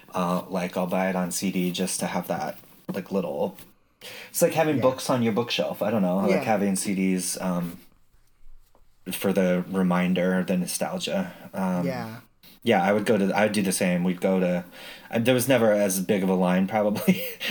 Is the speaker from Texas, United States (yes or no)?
no; Utah, United States; Oh, no, I grew up in Utah